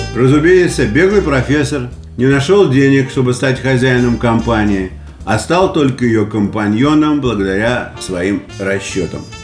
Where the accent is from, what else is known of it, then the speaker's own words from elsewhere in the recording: Saint Petersburg, Russia; moved away as an adult; now in United States; я из Питера